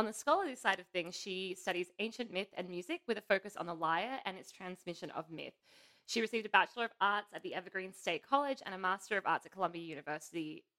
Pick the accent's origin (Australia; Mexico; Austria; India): Australia; I'm Australian